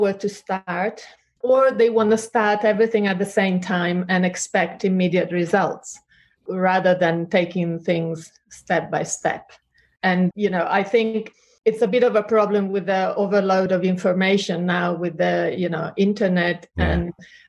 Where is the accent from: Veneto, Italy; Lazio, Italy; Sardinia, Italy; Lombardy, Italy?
Veneto, Italy; Treviso; accent: mixed; English is a second language; now in Richmond upon Thames, United Kingdom; I was born and raised in Italy, in Treviso, which is a small town near Venice.